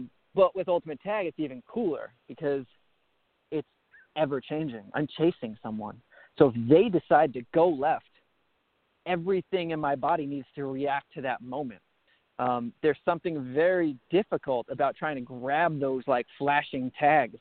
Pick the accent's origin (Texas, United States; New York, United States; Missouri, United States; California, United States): New York, United States; Long Island; moved away; I was on Long Island. I was a kid that never left my hometown.